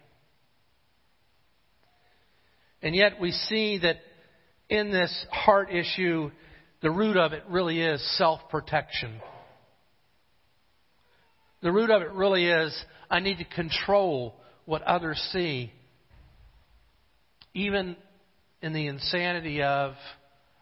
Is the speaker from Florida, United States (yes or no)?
yes; Jacksonville, Florida, United States; also born or lived in Gainesville, Florida; I had moved from Jacksonville to Gainesville